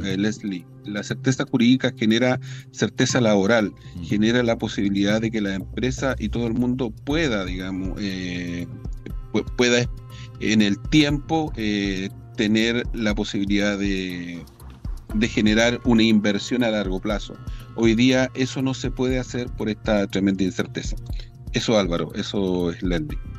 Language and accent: Spanish; Biobío, Chile; nosotros somos la región del Biobío, la capital pesquera de Chile